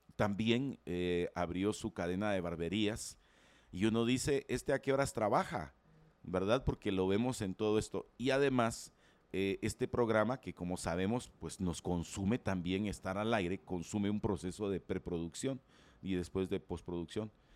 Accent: Guatemala; yo como ciudadano guatemalteco

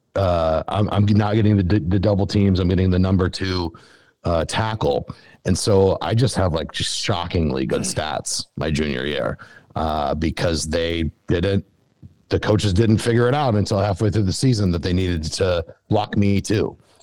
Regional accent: Western South Dakota, United States; I grew up in Western South Dakota yeah. Uh, on a cattle ranch.

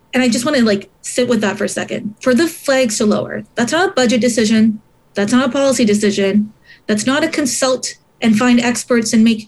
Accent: Montreal, Quebec, Canada; i was born in uh, montreal but my parents came here from Sri Lanka

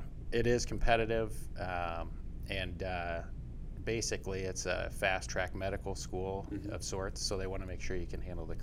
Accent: Polk City, Iowa, United States; now in Des Moines, United States; So I'm a local guy. I grew up in Polk City, about 15 miles north of Des Moines, small town, stayed in the area.

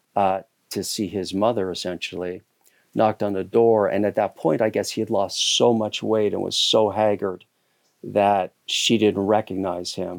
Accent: Hamilton, Ontario, Canada; moved away as an adult; also born or lived in Toronto / Southeast Asia / New York City; now in Catskills, New York, United States; I grew up in Canada. I grew up in a steel town, uh, called Hamilton, Ontario

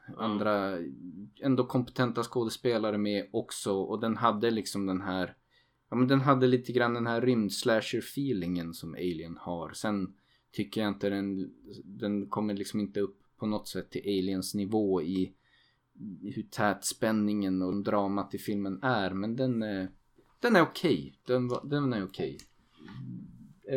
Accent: Sweden; som svensk

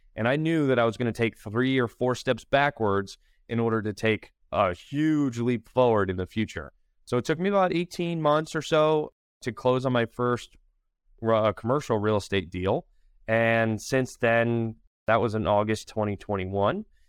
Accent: Bridgeport, Connecticut, United States; moved away as an adult; also born or lived in Manhattan, New York / Charlotte, North Carolina; now in Wilmington, United States; I'm originally from Connecticut, Bridgeport, Connecticut

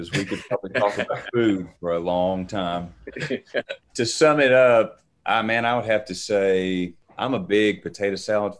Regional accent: Morehead, Kentucky, United States; accent: Appalachian; … and I are both from Moorhead, Kentucky, grew up on a farm in the Daniel Boone National Forest. You know, we're Appalachian through and through. If you can't tell by our accents, mine might be a little heavier than …'s.

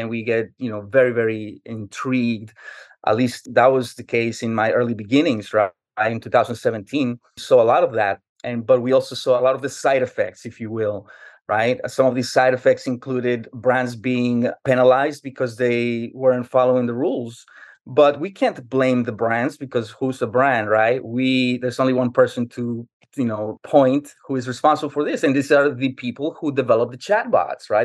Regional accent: New York City, New York, United States; now in Jacksonville, United States; I grew up in New York City, and for 15 years, I endured the brutal winter cold of New York.

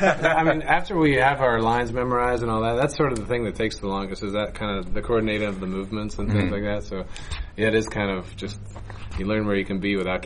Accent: Pennsylvania, United States; moved away; also born or lived in Maine; We grew up originally in Pennsylvania, where there was a Renaissance fair

